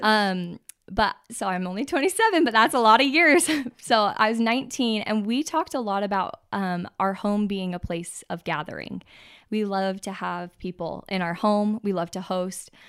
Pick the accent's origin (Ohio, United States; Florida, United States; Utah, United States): Utah, United States; born and raised in Utah, live in Draper.